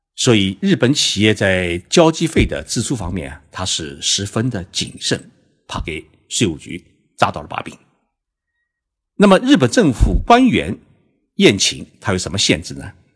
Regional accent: China; 我们中国人在送礼时啊

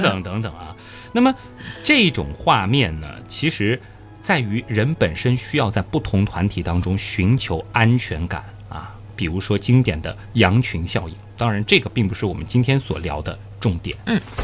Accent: Shanghai, China; 我是上海人

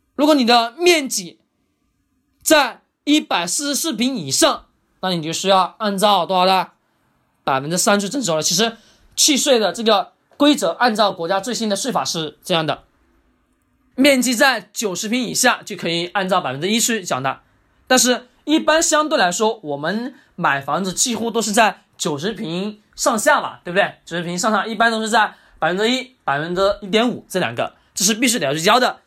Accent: China; 我们中国人

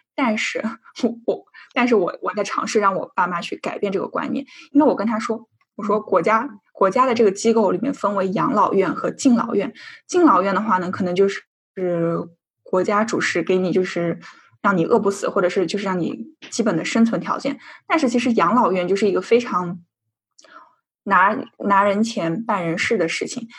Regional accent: China; now in Sweden; 我们俩作为一个中国人

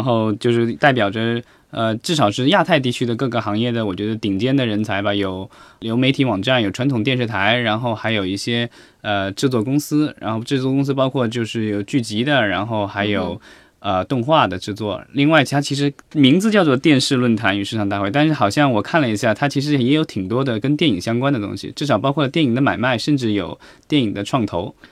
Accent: China; 我们国内

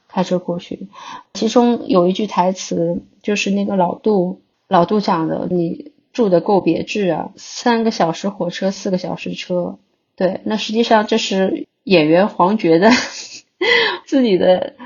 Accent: Shanghai, China; 因为我是上海人嘛，会有这种城市空间的想象

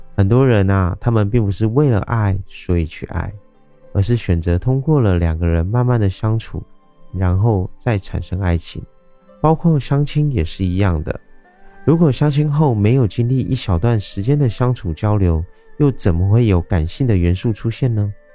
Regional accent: Taiwan; 我是一位来自台湾喜欢旅行与热爱交朋友的

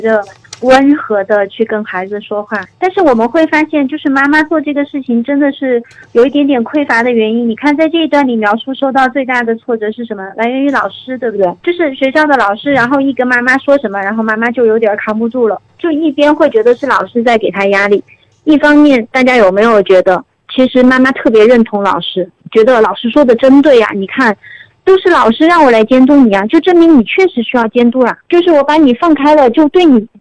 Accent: Chengdu, Sichuan, China; accent: Chengdu dialect; 我们成都话叫做莫名其妙的死情

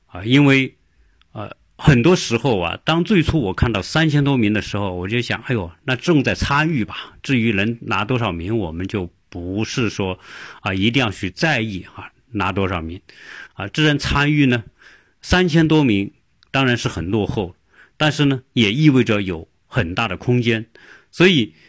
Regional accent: China; now in United States; 不像我们中国人喜欢往国外跑

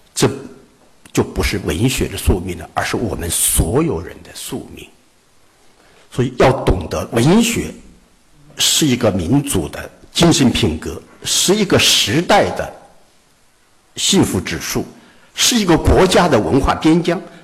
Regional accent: Wuhan, Hubei, China; 做我们武汉人一定要了解到

